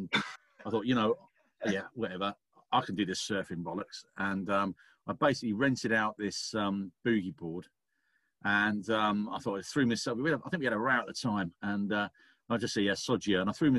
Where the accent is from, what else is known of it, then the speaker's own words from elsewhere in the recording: West Country, South West England, United Kingdom; also born or lived in Taunton; as a kid, I was brought up in the West Country